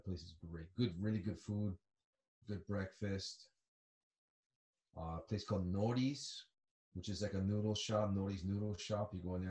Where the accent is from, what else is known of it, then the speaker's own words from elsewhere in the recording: Hilo, Hawaii, United States; moved away as an adult; also born or lived in Atlanta, Georgia / Colorado; now in Japan; I'm from Hilo. I'm from the Big Island. Hilo is the east side. It's the rainy side.